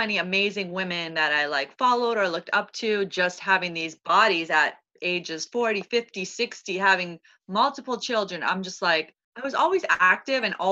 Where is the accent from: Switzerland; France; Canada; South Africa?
Canada; Toronto, Ontario; moved away as an adult; now in New York City, United States; I'm originally from Toronto, so I'm a Canadian